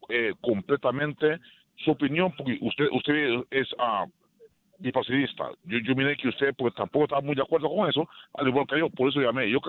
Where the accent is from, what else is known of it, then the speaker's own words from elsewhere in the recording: Madrid, Community of Madrid, Spain; yo soy, yo soy de Madrid, pero yo también miré el mundial casi completo.